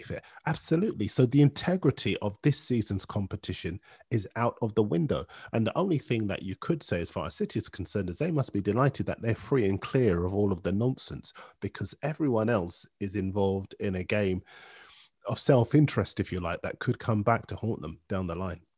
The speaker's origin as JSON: {"language": "English", "town": "Bootle", "region": "North West England", "country": "United Kingdom", "tie": "born or raised there", "said": "I was born in Bootle"}